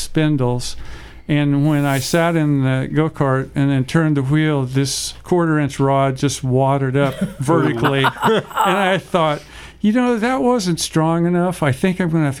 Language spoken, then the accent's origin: English; Orrville, Ohio, United States; now in California, United States; From near Orville, Ohio, a place called Riceland. And it's about 3 miles from Orville